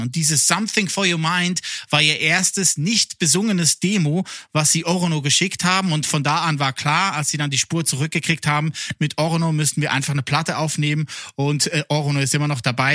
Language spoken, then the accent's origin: German; Lucerne, Switzerland; first language Swiss German; German is a second language; in der Innerschweiz, da wo ich herkomme, Luzern